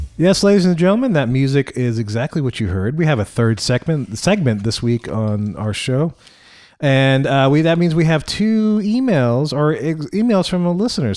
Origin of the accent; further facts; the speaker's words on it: Louisiana, United States; I'm from Louisiana